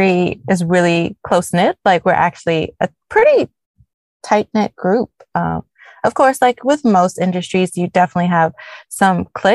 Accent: Nassau, New Providence, Bahamas; moved away as an adult; also born or lived in Chapel Hill, North Carolina, United States; now in United States; I was actually born and raised in Nassau, Bahamas, the land of sun, sand, and sea.

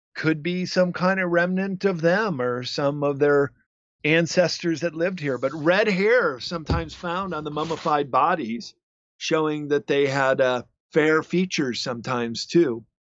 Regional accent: United States; also born or lived in Japan; white Americans like I was as an English teacher over there

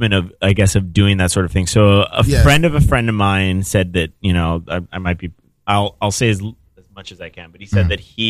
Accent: Miami, Florida, United States; …'s repping my hometown

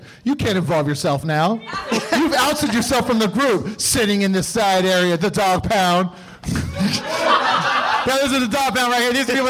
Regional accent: Hawaii, United States; I'm from Hawaii. I can do that. I'm allowed. I grew up watching Japanese TV.

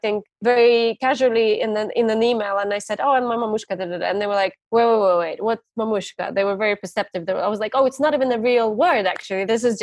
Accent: Ukraine; now in London, United Kingdom; I would come back home to Ukraine

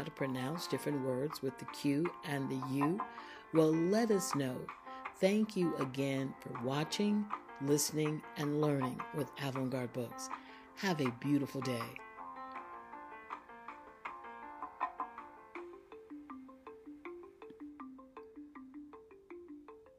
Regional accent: Florida, United States; I grew up in Florida

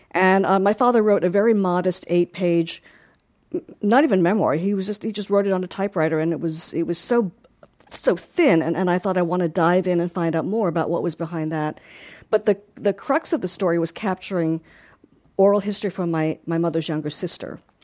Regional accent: Long Island, New York, United States; growing up in Long Island

